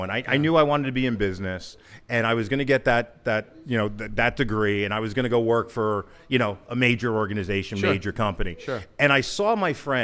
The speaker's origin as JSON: {"language": "English", "town": "Hazlet", "region": "New Jersey", "country": "United States", "tie": "born or raised there", "said": "I grew up here in Hazlitt"}